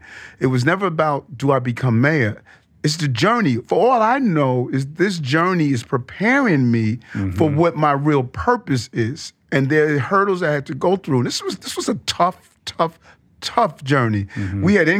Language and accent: English; Queens, New York, United States; growing up in South Jamaica, Queens, you know, mom moving us there from Brownsville